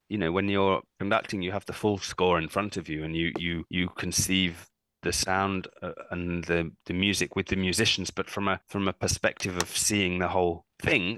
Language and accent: English; United Kingdom; also born or lived in London / Cambridge; I was a professional cellist in my home country of um, United Kingdom, where I live mm. in London